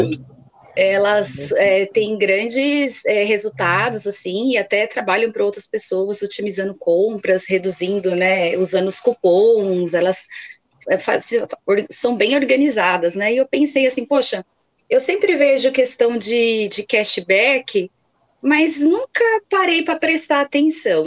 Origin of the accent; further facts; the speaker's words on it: Guarulhos, São Paulo, Brazil; Eu sou aqui da Grande São Paulo, mais precisamente da cidade de Guarulhos, pertinho aqui do aeroporto